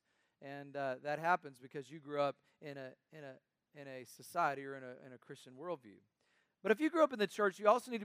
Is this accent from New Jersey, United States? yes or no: no; North Carolina, United States; When I was young growing up in North Carolina